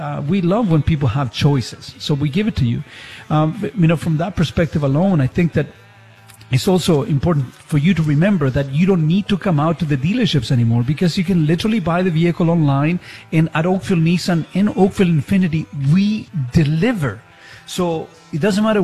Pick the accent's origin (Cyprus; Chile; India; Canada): Chile; English is a second language; moved away; when I was growing up in Chile